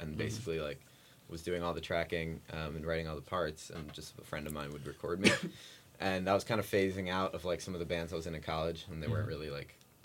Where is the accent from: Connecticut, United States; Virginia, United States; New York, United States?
Connecticut, United States; moved away as an adult; now in Philadelphia, United States; I'm from Connecticut. I went to college up there